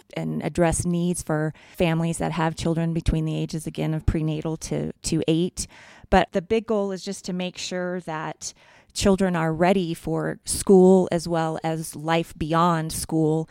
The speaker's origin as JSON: {"language": "English", "town": "Albuquerque", "region": "New Mexico", "country": "United States", "moved": "as an adult", "lives_now": "Westcliffe, United States", "said": "I'm originally from Albuquerque, New Mexico. My parents are still there"}